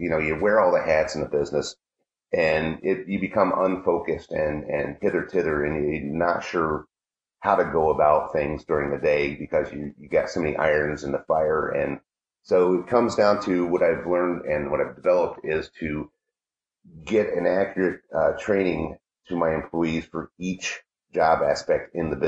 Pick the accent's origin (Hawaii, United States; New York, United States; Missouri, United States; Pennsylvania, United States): Pennsylvania, United States; Wellsboro; I'm from Wellsboro